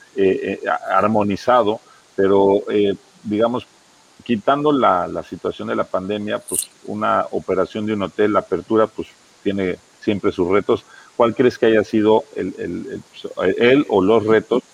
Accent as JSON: {"language": "Spanish", "country": "Mexico", "said": "todos los que somos de México"}